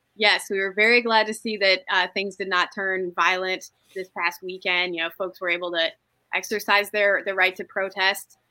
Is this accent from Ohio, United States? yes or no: yes; Toledo, Ohio, United States; I'm from Toledo